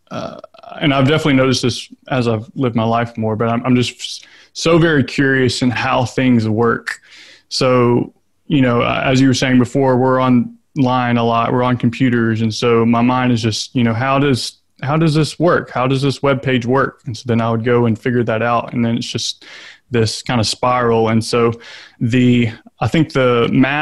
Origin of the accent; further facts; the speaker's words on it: Shreveport, Louisiana, United States; now in Lafayette, United States; I grew up in North Louisiana in Shreveport